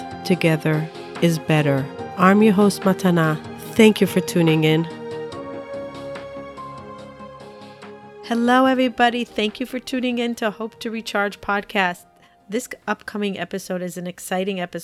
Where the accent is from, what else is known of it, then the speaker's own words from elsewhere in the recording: Israel; now in United States; I'm Orthodox from Israel. I grew up in a family of six.